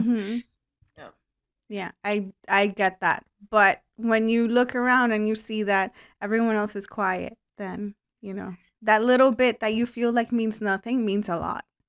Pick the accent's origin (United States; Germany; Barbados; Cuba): Cuba; moved away; I was born in Cuba